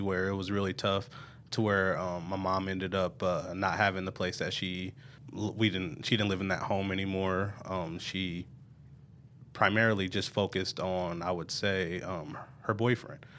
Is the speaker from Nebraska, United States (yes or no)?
yes; Omaha, Nebraska, United States; I'm originally from Omaha, Nebraska, North Omaha. I grew up, uh, in a single parent home.